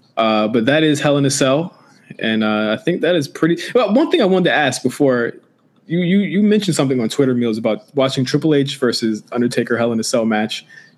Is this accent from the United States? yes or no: yes; Virginia, United States; moved away; I'm from Virginia also, so I have family out there.